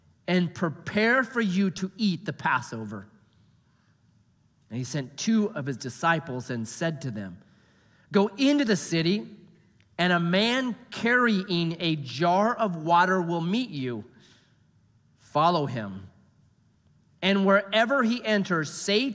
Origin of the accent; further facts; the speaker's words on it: United States; I'm an American